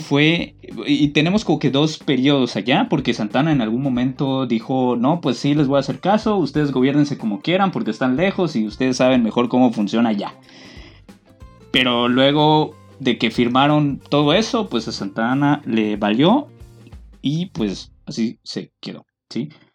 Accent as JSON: {"language": "Spanish", "region": "Yucatán", "country": "Mexico", "said": "ser yucateco es otro pedo, güey. O sea, somos otra cultura completamente"}